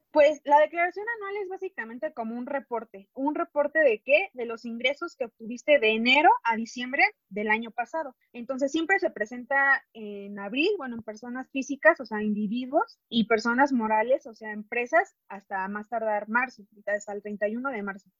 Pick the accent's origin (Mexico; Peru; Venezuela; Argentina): Mexico; como mexicanos